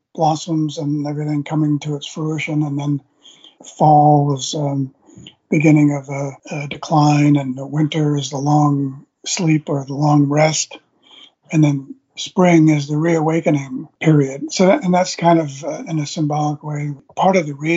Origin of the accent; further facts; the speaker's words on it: Long Island, New York, United States; moved away; my hometown in Long Island, right on the Long Island Sound